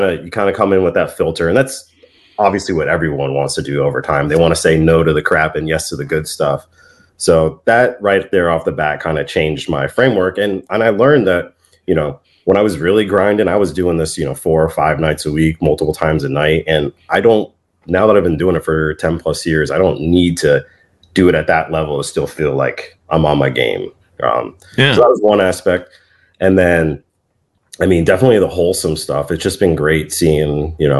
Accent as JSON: {"language": "English", "town": "Vienna", "region": "Virginia", "country": "United States", "tie": "born or raised there", "moved": "yes", "said": "my hometown, Vienna, VA"}